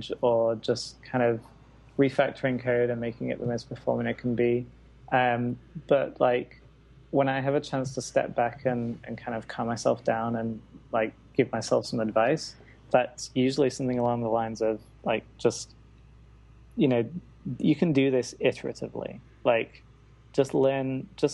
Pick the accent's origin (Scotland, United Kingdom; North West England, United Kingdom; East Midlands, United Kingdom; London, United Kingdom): North West England, United Kingdom; Manchester; moved away; I headed back to Manchester, my hometown, for this year out